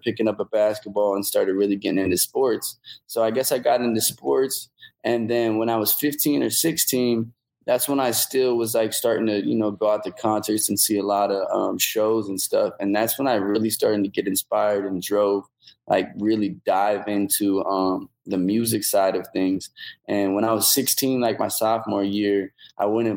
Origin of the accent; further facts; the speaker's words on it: Omaha, Nebraska, United States; go back home to Omaha